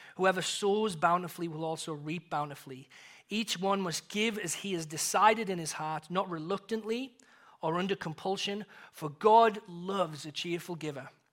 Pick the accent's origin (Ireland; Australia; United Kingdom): United Kingdom; England; moved away; as an Englishman